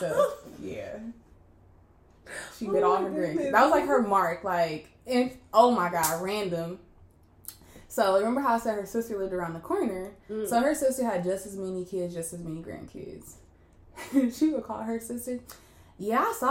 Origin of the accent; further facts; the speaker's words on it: Inglewood, California, United States; also born or lived in San Diego; I grew up in Inglewood where, like, I feel like I grew up in, like, a black bubble.